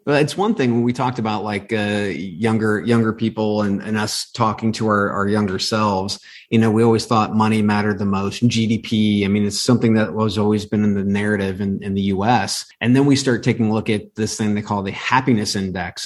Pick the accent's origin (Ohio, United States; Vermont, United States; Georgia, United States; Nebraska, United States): Ohio, United States; I grew up in in Ohio. Everything is mm-hmm. football mm. in Ohio